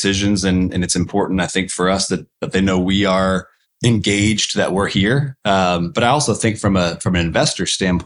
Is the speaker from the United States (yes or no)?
yes; Austin, Texas, United States; born or raised there